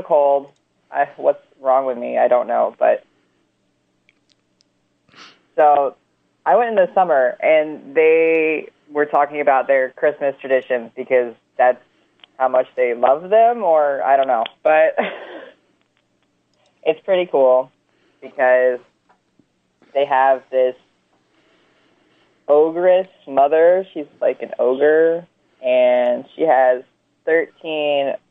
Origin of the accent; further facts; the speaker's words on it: North Carolina, United States; moved away as an adult; now in North Dakota, United States; I'm from the South. I'm from North Carolina, born and raised and lived for a long time.